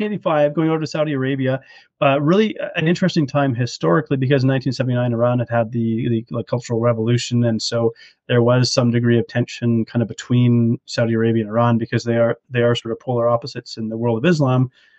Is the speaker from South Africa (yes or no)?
no; Canada; I am Canadian, and so I'm born